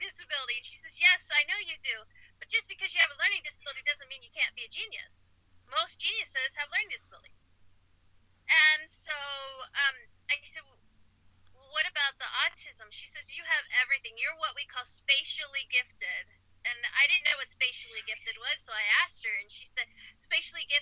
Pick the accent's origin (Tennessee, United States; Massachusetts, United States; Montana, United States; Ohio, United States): Ohio, United States; When I was raised in Ohio